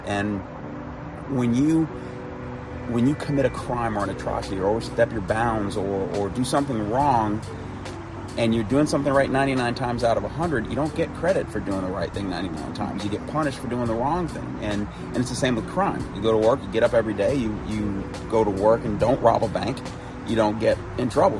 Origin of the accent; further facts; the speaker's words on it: Chicago, Illinois, United States; moved away as an adult; also born or lived in South Carolina; when I was living in South Carolina after growing up in Chicago